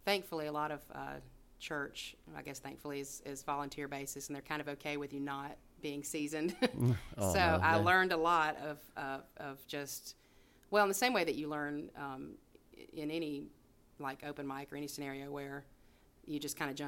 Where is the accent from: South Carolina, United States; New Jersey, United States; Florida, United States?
South Carolina, United States; Upstate; my mom's side is from Greer. My dad's side's from Berea.